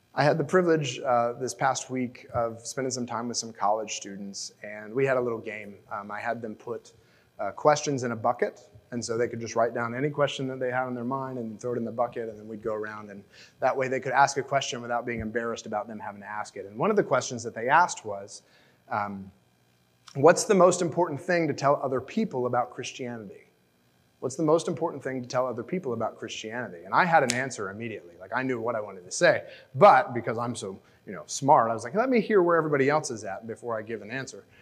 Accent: United States; as an American

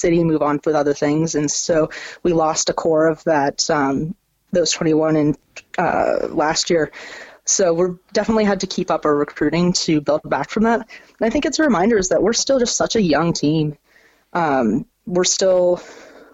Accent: United States; growing up as an American, I played soccer for my whole life

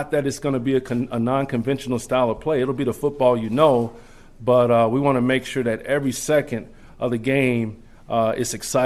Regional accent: Charlotte, North Carolina, United States; moved away as an adult; also born or lived in Washington, D.C.; as a young boy growing up in Charlotte, North Carolina

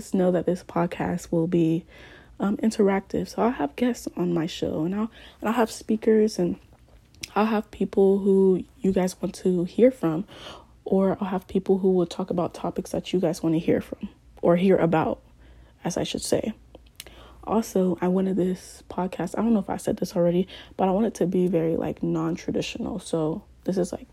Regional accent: Columbus, Ohio, United States; also born or lived in Ghana; I grew up in Columbus, Ohio, but, you know, I also lived in Ghana for a year

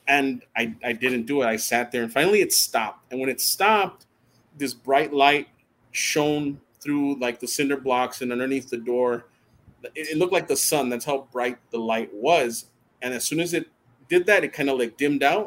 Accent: El Paso, Texas, United States; growing up in El Paso

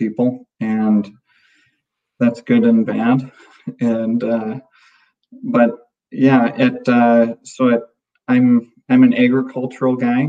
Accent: Minnesota, United States; moved away as an adult; also born or lived in North Dakota / Willmar, Minnesota; I'm from Minnesota originally, and I've lived in North Dakota the last 20 years of my life. Just moved back to Minnesota last summer.

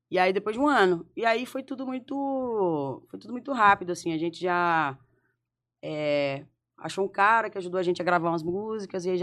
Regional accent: Belo Horizonte, Minas Gerais, Brazil; born there; É, eu sou nascida em BH. Só que a família da minha mãe é de um interiorzinho de Minas, que é divisa com Bahia e Espírito Santo.

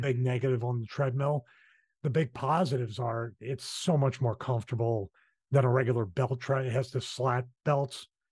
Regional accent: Philadelphia, Pennsylvania, United States; accent: Philly; that's my Philly accent

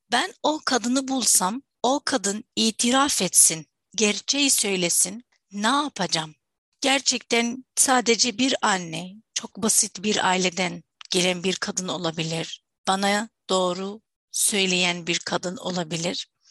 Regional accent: Syria; first language Arabic; Turkish is a second language; moved away; Diğer tarafta Suriyeliyim

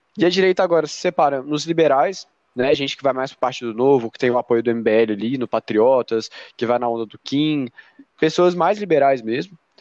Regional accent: Brazil

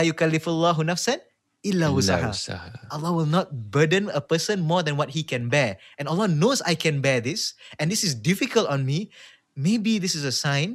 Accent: Malaysia; I'm saying this as a Malaysian myself

